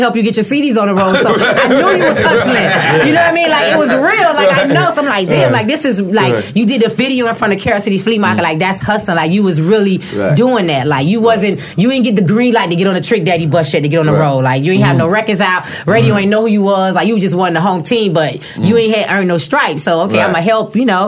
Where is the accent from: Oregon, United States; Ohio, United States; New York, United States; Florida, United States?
Florida, United States; Miami; I'm from Liberty City